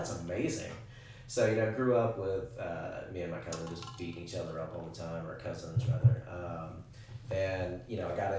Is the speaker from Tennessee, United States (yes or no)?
yes; Tennessee, United States; also born or lived in Carolinas; So I grew up in the Carolinas and Tennessee.